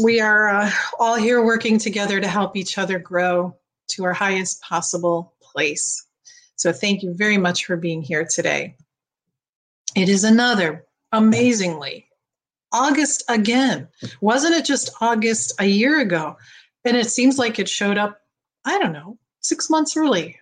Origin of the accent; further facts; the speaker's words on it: Midwest, United States; now in Florida, United States; growing up in the Midwest